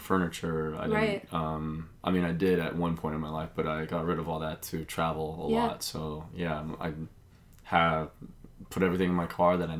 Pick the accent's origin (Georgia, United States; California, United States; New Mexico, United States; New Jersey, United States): New Mexico, United States; Albuquerque; moved away as an adult; also born or lived in Las Cruces, New Mexico; now in Las Vegas, United States; I grew up in Albuquerque, New Mexico